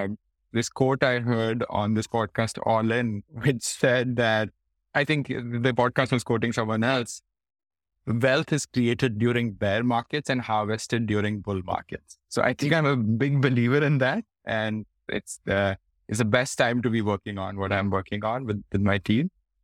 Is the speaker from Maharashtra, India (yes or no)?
no; Faridabad, Haryana, India; people probably actually don't know that I come from this small city called Faridabad. Usually I say I come from Delhi because that's what most people will recognize. But I think having grown up in a small city has a lot to do with my humility.